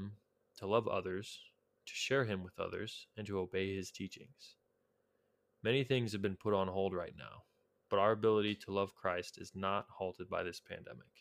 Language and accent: English; Waverly, United States; the church I grew up to in Waverly